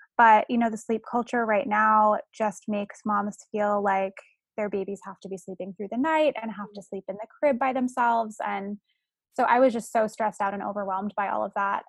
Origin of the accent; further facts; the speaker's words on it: San Francisco, California, United States; I'm from San Francisco